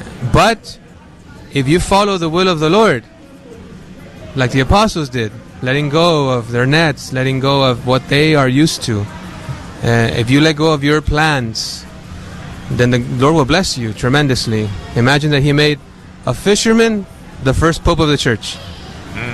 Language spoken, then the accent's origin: English; Dallas, Texas, United States; also born or lived in Mexico; I'm originally from Mexico, but my parents brought me here when I was five to Oak Cliff. So Oak Cliff is my neighborhood. I grew up there.